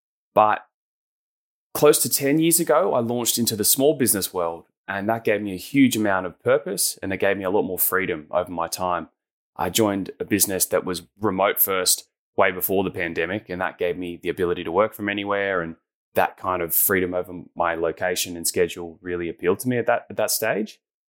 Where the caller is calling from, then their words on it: Avalon Beach, New South Wales, Australia; Yeah, I'm dialing in from Sydney, Australia, a little spot called Avalon Beach up on the northern beaches here.